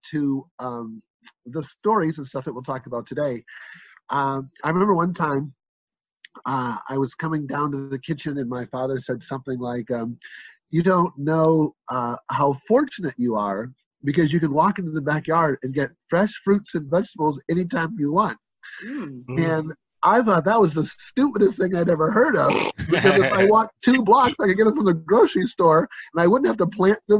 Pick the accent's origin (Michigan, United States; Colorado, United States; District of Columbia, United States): Michigan, United States; moved away; I'm originally from Michigan, so as a Midwesterner